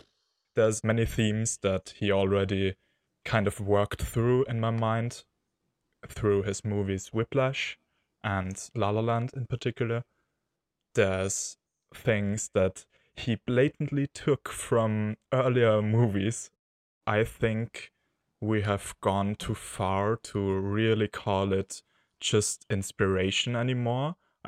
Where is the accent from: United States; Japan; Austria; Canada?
Austria; from Austria.